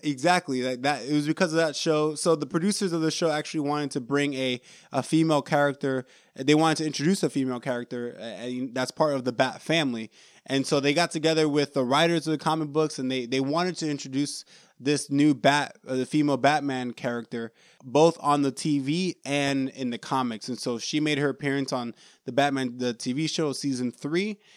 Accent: New York, United States; I was born in New York

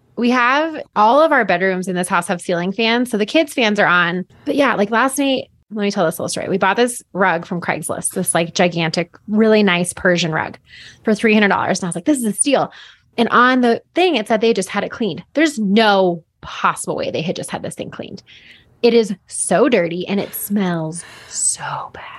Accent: Boulder, Colorado, United States; growing up in here, I mean, I'm, I live fifteen minutes away from where I grew up

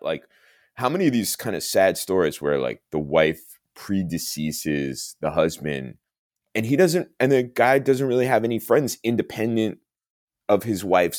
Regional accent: Plainview, New York, United States; I grew up on Long Island

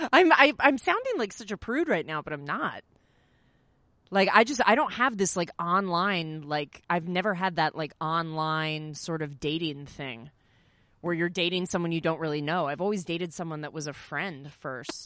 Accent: Greenbriar, Virginia, United States; I'm from Green Briar

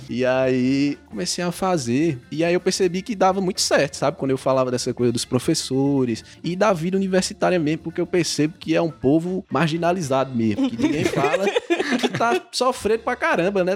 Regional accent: Crato, Ceará, Brazil; Eu sou nascido e criado no Crato.

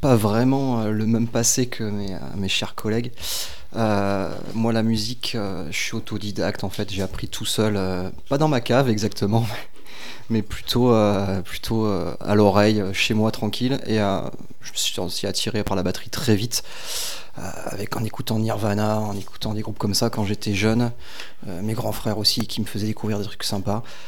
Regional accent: Guingamp, Brittany, France; moved away as an adult; now in Bordeaux, France; je suis breton. je viens de, de Guingamp

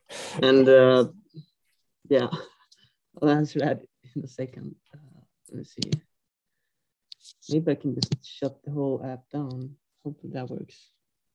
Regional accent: northern Sweden, Sweden; English is a second language; I come from Sweden, northern parts of Sweden. I grew up on like the east coast of Sweden where it's super flat

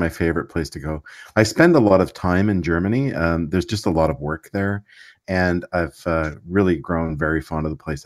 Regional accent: Quebec, Canada; I grew up in Quebec, so I speak French

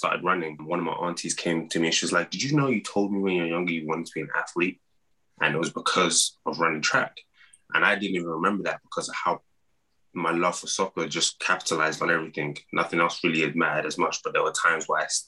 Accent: London, United Kingdom; moved away as an adult; also born or lived in Iowa, United States / Nigeria (parents); now in United States; growing up in London, football, soccer

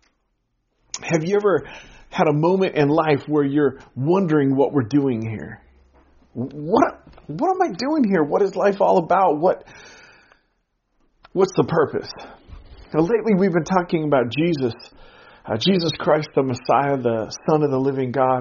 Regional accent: Pacific Northwest, United States; growing up in the Pacific Northwest, we lived just over an hour's drive from Mount Hood

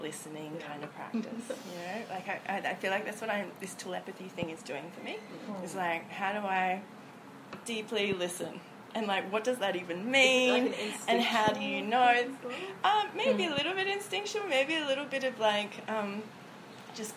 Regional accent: Far North Queensland, Australia; moved away; I grew up in Far North Queensland

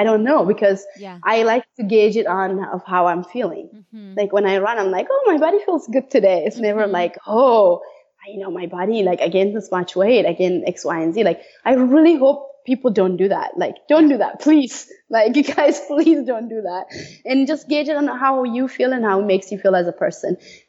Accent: Iowa, United States; I grew up in Iowa, so that helps.

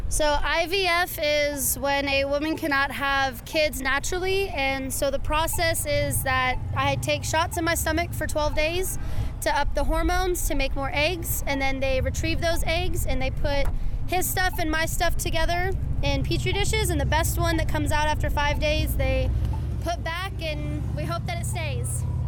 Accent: Bandera, Texas, United States; also born or lived in California; We moved here when I was about five

